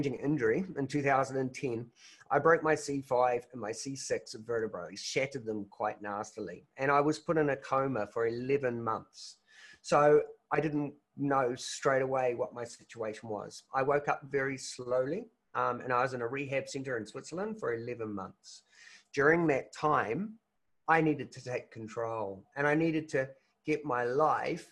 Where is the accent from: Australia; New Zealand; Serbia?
New Zealand; I'm from New Zealand